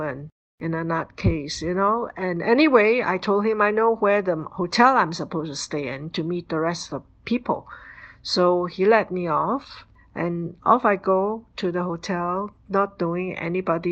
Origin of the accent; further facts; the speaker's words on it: Singapore; I come from Singapore